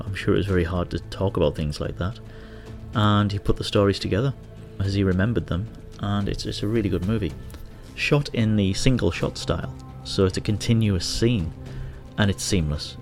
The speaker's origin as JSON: {"language": "English", "town": "Hartlepool", "region": "North East England", "country": "United Kingdom", "tie": "born or raised there", "moved": "yes", "lives_now": "Manila, Philippines", "said": "my hometown, Hartlepool."}